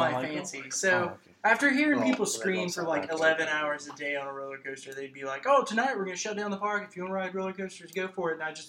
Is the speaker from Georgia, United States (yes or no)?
yes; Kennesaw, Georgia, United States; also born or lived in Cartersville, Georgia / Acworth, Georgia; I am from here. I was born in Kennesaw.